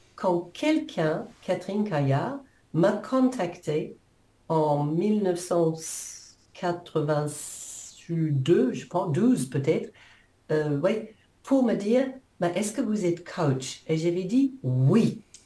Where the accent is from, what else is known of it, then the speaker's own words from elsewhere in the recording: New Zealand; French is a second language; moved away as an adult; now in France; je, suis née en Nouvelle-Zélande il y a quelques années.